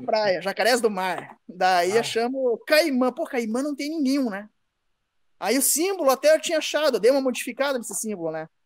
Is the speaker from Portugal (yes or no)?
no; Guarapuava, Paraná, Brazil; moved away; also born or lived in Curitiba / Campo Mourão / Pinhão; eu sou de Guarapuava, cara. Eu nasci em Guarapuava, no Paraná